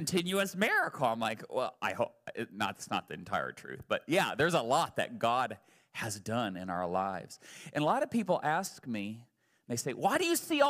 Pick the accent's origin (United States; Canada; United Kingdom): United States; I'm still an American